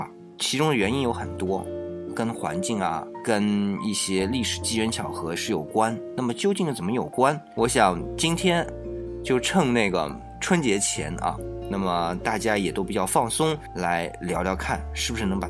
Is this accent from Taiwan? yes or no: no; China; 那么我们讲到是我们中国人的，但是中国人他还是人嘛